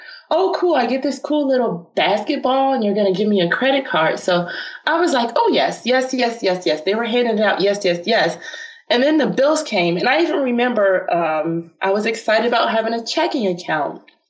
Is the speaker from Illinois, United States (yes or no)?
yes; Chicago, Illinois, United States; The South Side of Chicago. No one ever believes me when I say that.